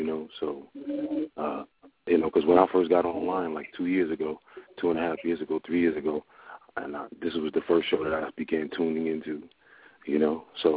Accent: Newark, New Jersey, United States; I was, you know, born in Newark, New Jersey. I was brought up in Bradley Court Projects in Newark, New Jersey

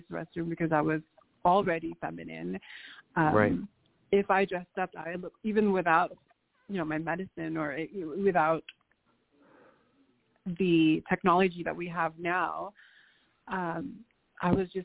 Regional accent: Angeles City, Central Luzon, Philippines; also born or lived in Nevada, United States; now in United States; I was born in the Philippines in the province called Angeles City, Pampanga, and it's a very Catholic-run

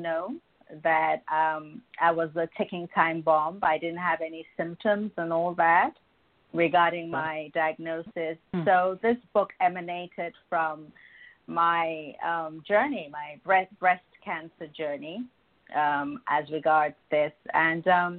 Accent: Nigeria; moved away as an adult; also born or lived in United Kingdom; now in New York City, United States; I'm African. I'm from Nigeria.

